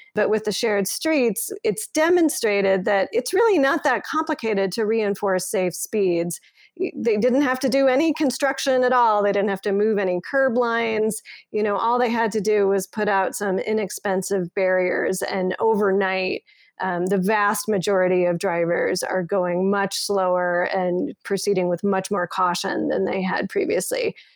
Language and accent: English; Colorado Springs, Colorado, United States; moved away as an adult; also born or lived in Toronto; now in Denver, United States; I grew up in Colorado Springs